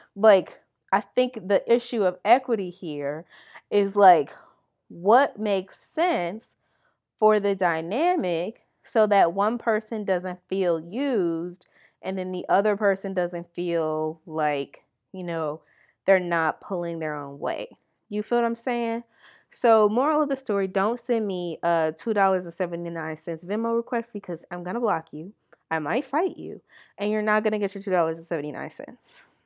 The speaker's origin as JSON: {"language": "English", "town": "Milwaukee", "region": "Wisconsin", "country": "United States", "said": "I'm from Milwaukee. It's not very expensive here"}